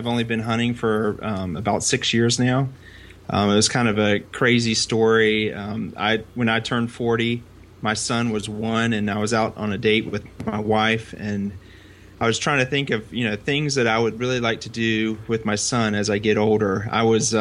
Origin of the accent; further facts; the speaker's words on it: Northeast Florida, United States; I'm from Florida, Northeast Florida, real close to the Georgia border